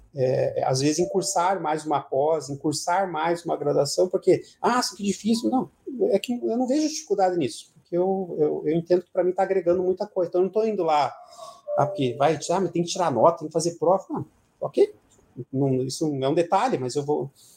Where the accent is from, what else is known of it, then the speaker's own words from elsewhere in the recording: Pinhais, Paraná, Brazil; also born or lived in Ponta Grossa / Curitiba; eu nasci em Ponta Grossa lá e, e o meu pai. É acho que na, na época, por questões de melhorar as condições de, de vida nossa, ele conseguiu um emprego aqui na cidade, na cidade de Pinhais, na época, e a gente se mudou para cá. E então eu morei um tempo em Pinhais, depois mudei para Curitiba.